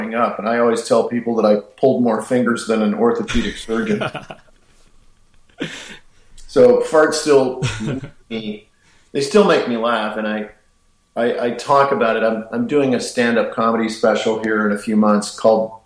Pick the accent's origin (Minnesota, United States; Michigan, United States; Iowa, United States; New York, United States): Michigan, United States; we're both from Michigan